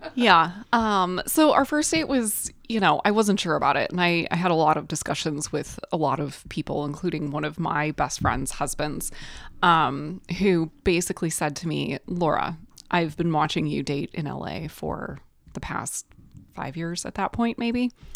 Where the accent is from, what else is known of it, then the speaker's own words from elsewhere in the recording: Detroit, Michigan, United States; I am from Detroit area